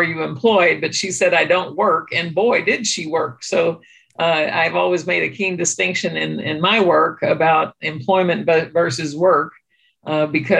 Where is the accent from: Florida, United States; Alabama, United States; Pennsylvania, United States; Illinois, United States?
Illinois, United States; Hardin County, Southern; now in St. Louis, United States; I'm from rural Southern Illinois. I grew up in Hardin County, which is on the southeast tip of the state.